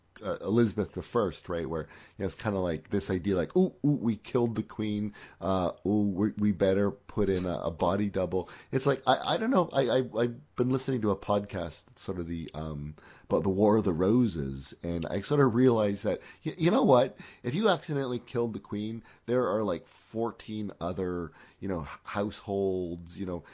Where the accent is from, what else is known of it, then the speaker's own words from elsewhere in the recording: Canada; even as a Canadian